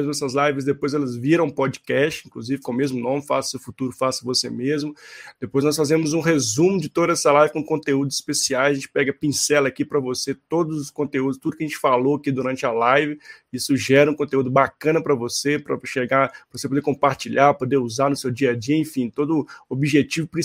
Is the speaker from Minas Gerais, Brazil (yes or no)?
yes; Belo Horizonte, Minas Gerais, Brazil; lembrando que nós todos nós somos mineiros, então estamos falando direto das Minas Gerais aqui, de Belo Horizonte.